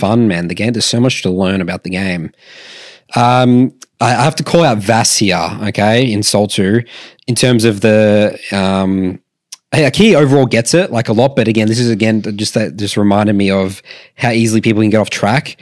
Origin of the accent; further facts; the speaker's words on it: Australia; we're Australian